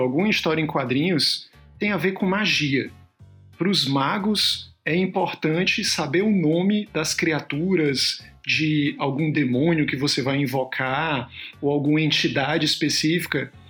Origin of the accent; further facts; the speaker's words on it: Ceará, Brazil; moved away; Ceará, de onde eu vim